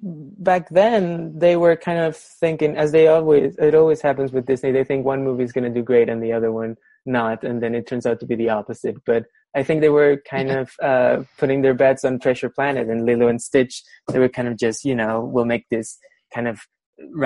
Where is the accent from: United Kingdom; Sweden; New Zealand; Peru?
Peru; I'm from Peru